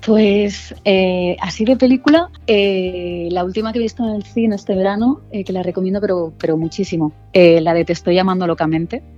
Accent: Barcelona, Catalonia, Spain; moved away as an adult; now in Madrid, Spain; yo sí soy de Barcelona, pero hace, bueno, yo creo que ya 11, 12 años que estoy aquí en Madrid

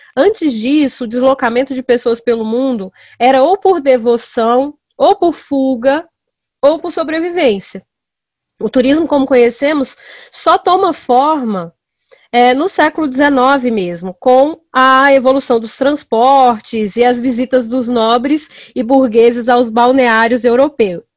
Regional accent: Brasília, Federal District, Brazil; eu sou brasiliense

